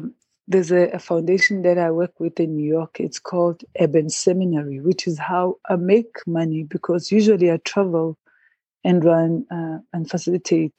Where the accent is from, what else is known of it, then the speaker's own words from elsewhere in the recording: Pietermaritzburg, KwaZulu-Natal, South Africa; I grew up in Pietermaritzburg in Imbali Township